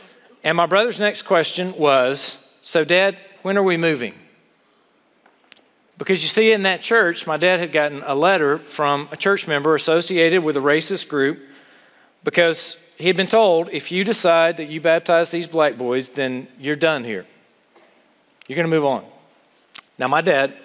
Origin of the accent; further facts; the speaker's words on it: South Carolina, United States; moved away; I grew up in South Carolina